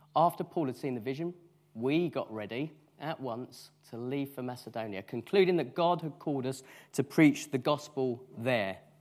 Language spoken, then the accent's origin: English; United Kingdom; because we are British